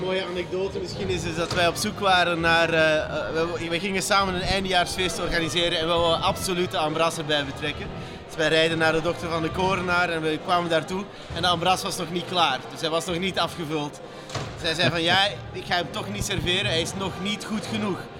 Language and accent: Dutch; Flanders, Belgium; moved away as an adult; also born or lived in Katendrecht, Rotterdam, Netherlands; now in Rotterdam, Netherlands; ik ben een Vlaming die hier op eh, de Kaap woont